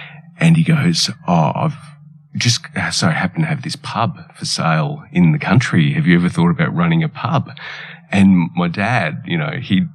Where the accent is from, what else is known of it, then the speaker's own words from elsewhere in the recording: Stawell, Victoria, Australia; also born or lived in Italy; I was born in Italy, as you mentioned, and I grew up in the town of Stawell where Wimmera is set.